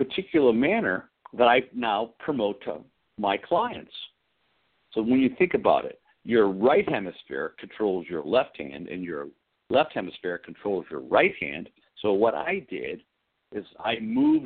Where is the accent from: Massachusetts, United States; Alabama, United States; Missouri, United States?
Massachusetts, United States; Arlington; I was born in Arlington, Massachusetts in 1959, and I came from a beautiful family of five children